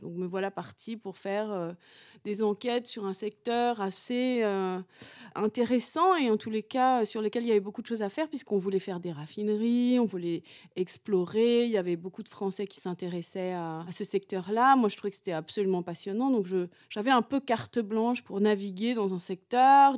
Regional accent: France; moi, en tant que Française

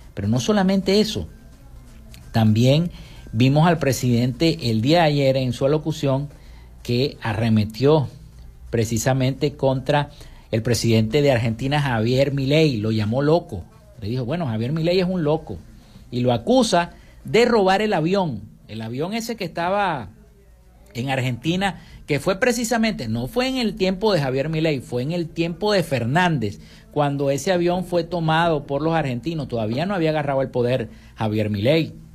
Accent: Zulia, Venezuela; en nuestra entidad zuliana

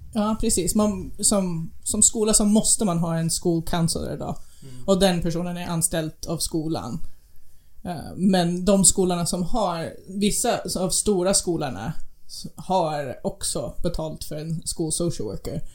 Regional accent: United States; moved away; den byn där jag växte upp. Vi är, vi är ungefär en timme bort från den närmaste sjukhus

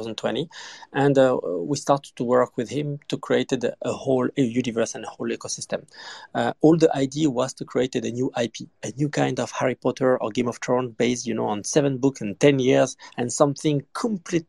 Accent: France; I grew up in France, so in Paris

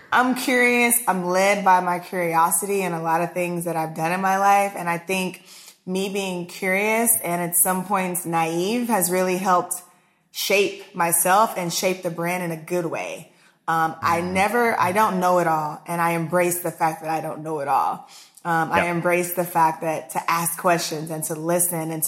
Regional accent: Austin, Texas, United States; also born or lived in Houston, Texas; raised in Austin

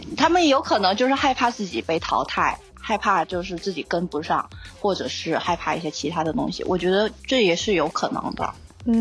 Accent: Hainan, China; moved away as an adult; also born or lived in Shenyang / Sri Lanka; 因为我是出生和长大于海南

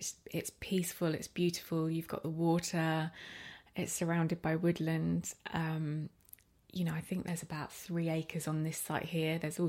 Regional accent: Arrowton, Isle of Man; But living in that house in Arrowton and, you know, weekends

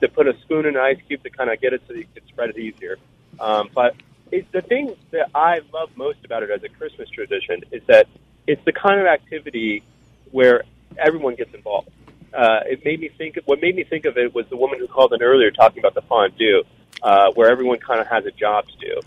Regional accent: Arizona, United States; We're from Arizona

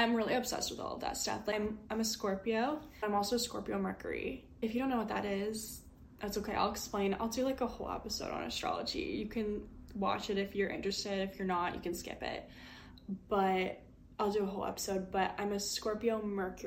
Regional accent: Midwest, United States; I'm from the Midwest, born and raised here

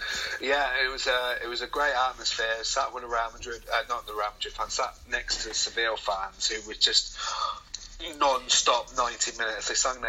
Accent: United Kingdom; accent: British; with my British accent.

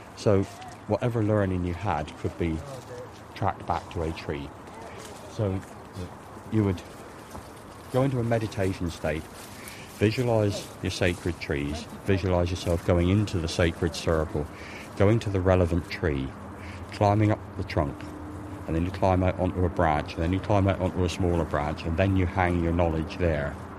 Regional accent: Cornwall, South West England, United Kingdom; moved away as an adult; now in Ireland; I'm a Cornishman. I'm not English. I came over from Cornwall about 12 years ago

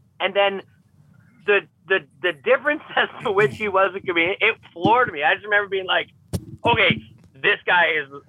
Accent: Edmonton, Alberta, Canada; This is my hometown team. This is where I live. This has the words Edmonton in it.

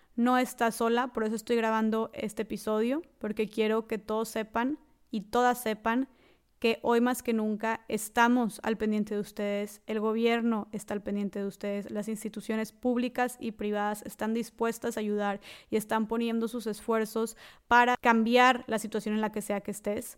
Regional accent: Nuevo León, Mexico; yo soy del estado de Nuevo León, al norte de México

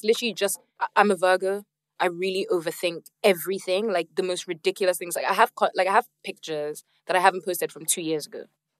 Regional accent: Nigeria; I'm from Nigeria.

